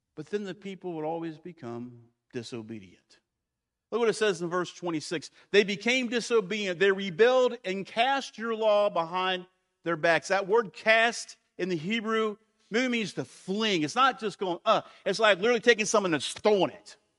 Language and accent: English; United States; I am American, I'm a Christian first, I'm American second